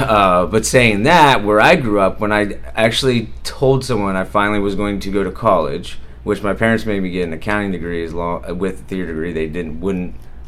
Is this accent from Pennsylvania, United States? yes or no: yes; Jersey Shore, Pennsylvania, United States; also born or lived in Pittsburgh; from Pennsylvania, a very, very, very small town called Jersey Shore, Pennsylvania, and no, it's not New Jersey.